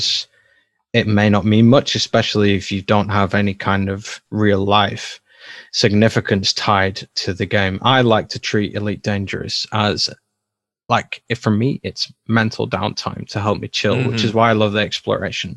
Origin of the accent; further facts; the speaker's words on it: United Kingdom; I'm British